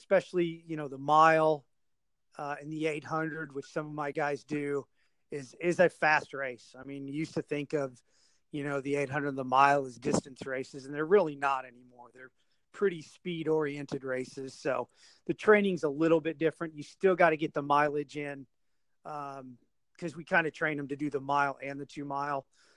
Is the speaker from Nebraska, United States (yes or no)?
yes; Nebraska, United States; moved away as an adult; also born or lived in Louisville, Kentucky; now in Oklahoma, United States; after high school, I went to work for company my dad had worked for. I moved from Nebraska to Louisville, Kentucky